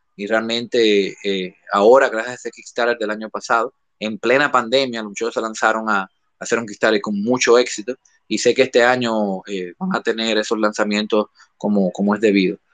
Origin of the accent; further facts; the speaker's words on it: Dominican Republic; nosotros como dominicanos